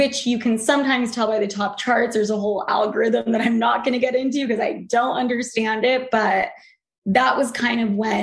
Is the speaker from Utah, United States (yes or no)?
yes; Utah, United States; moved away; also born or lived in New York; I came from Utah